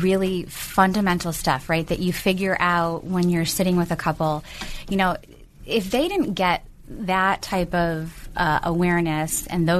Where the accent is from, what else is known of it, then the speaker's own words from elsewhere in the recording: Chicago, Illinois, United States; born there; I was born in Chicago with my dad.